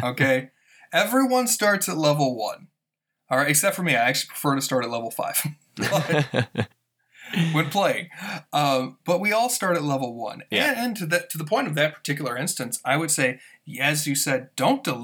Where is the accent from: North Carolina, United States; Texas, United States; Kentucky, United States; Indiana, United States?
Texas, United States; moved away; I'm from Texas originally, and that's just part of conversation there